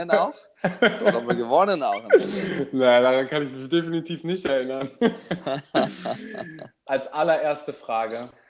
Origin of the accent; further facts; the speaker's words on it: Klagenfurt, Carinthia, Austria; Ich komme ja, wie man wahrscheinlich immer noch hören kann, aus Österreich und habe in Kärnten, meiner Heimat, also in Klagenfurt, meiner Heimatstadt, Kärnten, meinem Heimatland, meine Ausbildung zum Touristikkaufmann gemacht.